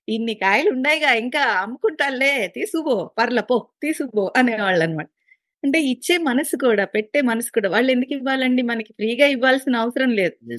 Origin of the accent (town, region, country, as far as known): Bapatla, Andhra Pradesh, India; born or raised there